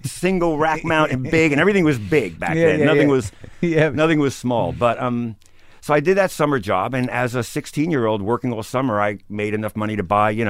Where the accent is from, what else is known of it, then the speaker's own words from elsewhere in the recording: New York City, New York, United States; I grew up in Bensonhurst, Brooklyn.